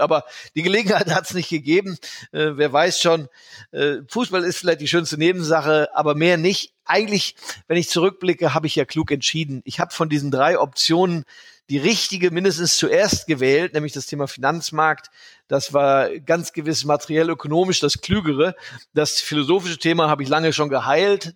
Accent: Germany; now in United States; dass ich äh, ein Deutscher in Amerika bin

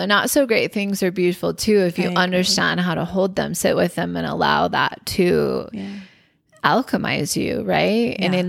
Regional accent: Bountiful, Utah, United States; born there; So I was born in Bountiful, Utah.

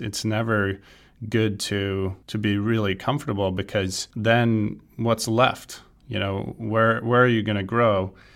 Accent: Sweden; moved away as an adult; now in California, United States; I'm originally from Sweden, I grew up playing golf

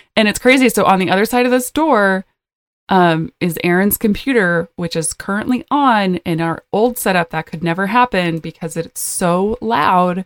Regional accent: two hours from Minot, North Dakota, United States; North Dakota, which is two hours from my hometown

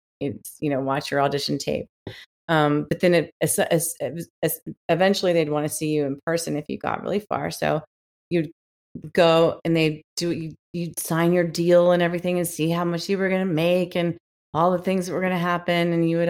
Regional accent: Washington, District of Columbia, United States; also born or lived in Memphis, United States / New York, United States; now in Los Angeles, United States; Actually, I was born in Memphis. I lived in Memphis till I was about 6 or 7. And then all my family still lives in Memphis, but my immediate family moved to Washington, D.C.

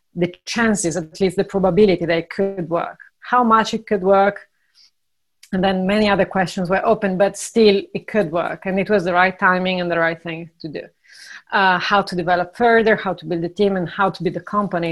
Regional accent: Italy; moved away; also born or lived in Ireland / Brazil / Argentina; I'm originally from Italy, but I lived in eight, seven different countries uh, plus Italy

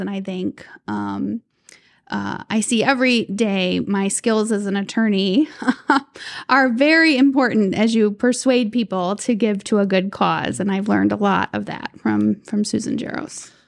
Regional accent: Cleveland, Ohio, United States; growing up in Cleveland, in the city limits of Cleveland

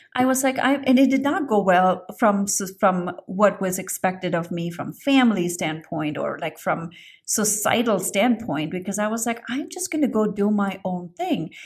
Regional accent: India; I grew up in India

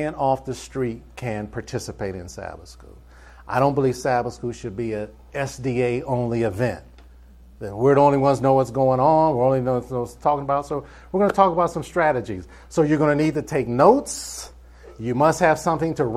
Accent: Cleveland, Ohio, United States; moved away as an adult; also born or lived in Michigan / New York; now in Atlanta, United States; I was born in Cleveland, Ohio. And I just got tired of cold weather. I lived in Ohio, I lived in Michigan, I lived in New York

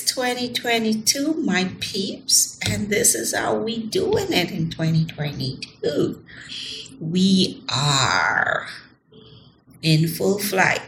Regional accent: Jamaica; I'm from Jamaica.

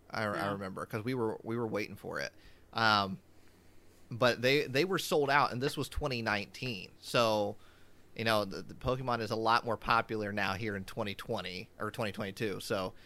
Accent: Indiana, United States; That's my backyard. I'm from Indiana.

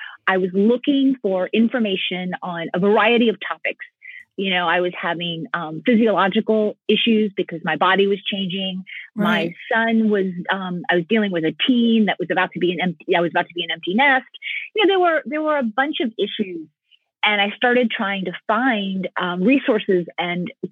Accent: United States; also born or lived in San Francisco, California; I'm a first generation American. My parents came over from Cuba in 1962. So I grew up where inside the house it was Little Havana, and outside the house it was the United States of America.

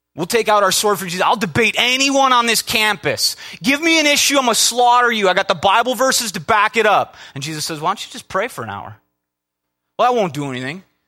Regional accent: Minnesota, United States; I'm from Minnesota

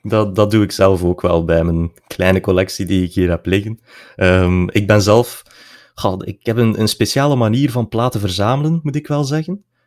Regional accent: region around Tielt and Aalter, border of West and East Flanders, Belgium; Dat is eh, de streek rond eh, Tielt en Aalter, eigenlijk op de grens West-Oost-Vlaanderen

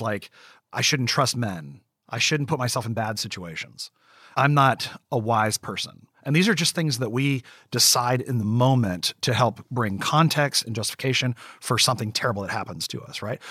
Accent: West Virginia, United States; I grew up in West Virginia in the coal mines of West Virginia.

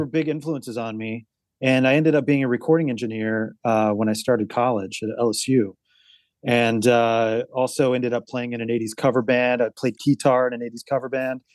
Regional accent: Baton Rouge, Louisiana, United States; now in California, United States; I grew up in, uh, Louisiana, in Baton Rouge, Louisiana

